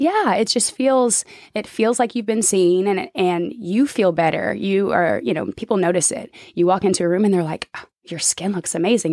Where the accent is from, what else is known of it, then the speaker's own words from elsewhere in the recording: Oklahoma City, Oklahoma, United States; now in Arkansas, United States; I'm from Oklahoma City